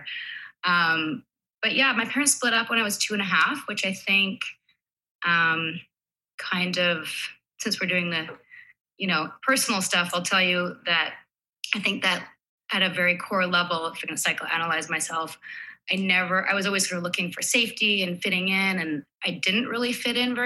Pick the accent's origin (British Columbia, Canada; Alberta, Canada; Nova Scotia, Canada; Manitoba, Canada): British Columbia, Canada; Vancouver; I'm from Vancouver. I'm here right now.